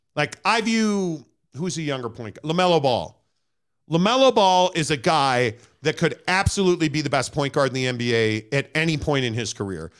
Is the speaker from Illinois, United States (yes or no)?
yes; Chicago, Illinois, United States; Born and raised in Chicago